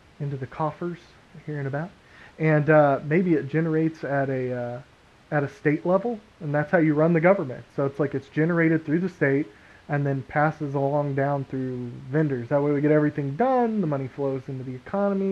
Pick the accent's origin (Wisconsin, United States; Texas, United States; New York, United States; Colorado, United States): Texas, United States; We're from Texas.